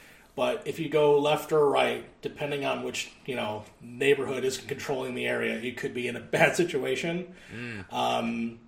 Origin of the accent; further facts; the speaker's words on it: Chicago, Illinois, United States; I grew up here in the South Side pretty much. Pretty much all my life. Small detour in the early 20s